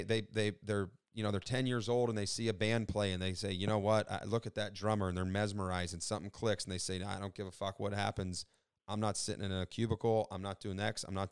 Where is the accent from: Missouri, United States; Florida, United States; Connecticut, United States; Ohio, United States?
Ohio, United States; Youngstown; I'm from Northeast Ohio, Youngstown